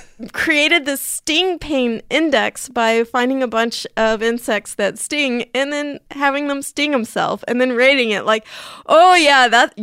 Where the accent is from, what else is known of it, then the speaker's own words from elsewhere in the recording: San Diego, California, United States; They're even in San Diego, California, which is my hometown.